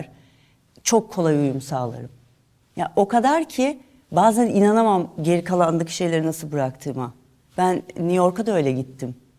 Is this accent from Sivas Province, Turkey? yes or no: no; Istanbul, Turkey; also born or lived in Fatih (Fındıkzade), Istanbul / Italy / Edirne; Sultan Gazi'de büyüdüm.